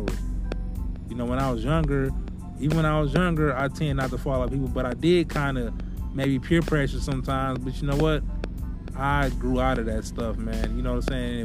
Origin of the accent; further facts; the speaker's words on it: Milwaukee, Wisconsin, United States; moved away; I used to love to go visit my hometown in Milwaukee